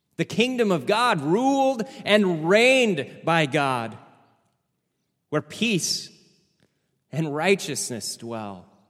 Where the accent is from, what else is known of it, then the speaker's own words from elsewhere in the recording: United States; being Americans